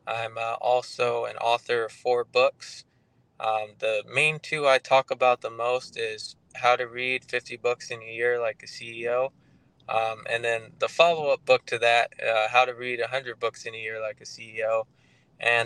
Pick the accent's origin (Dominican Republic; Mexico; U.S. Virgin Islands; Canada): U.S. Virgin Islands; St. Croix; now in Tampa, United States; I live in Tampa, Florida, but I'm originally from St. Croix, just a small little island in the U.S. Virgin Islands